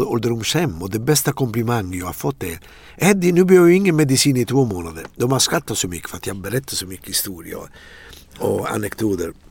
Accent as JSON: {"language": "Swedish", "town": "Atrani", "region": "Campania", "country": "Italy", "tie": "born or raised there", "second_language": "Swedish", "moved": "yes", "lives_now": "Sweden", "said": "i Atrani där jag växte upp"}